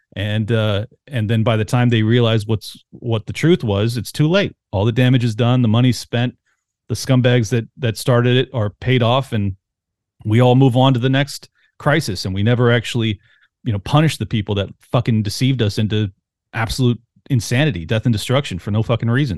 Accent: San Diego, California, United States; I grew up in San Diego

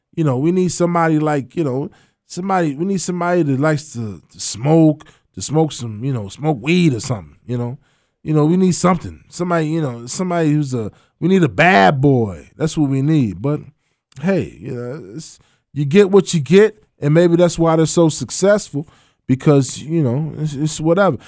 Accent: Providence, Kentucky, United States; I'm from Providence

